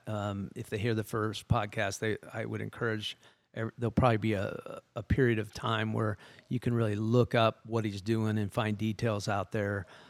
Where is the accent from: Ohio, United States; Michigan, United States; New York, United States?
Ohio, United States; Lexington; I'm from Lexington originally, so we're both in, in and around Columbus in central Ohio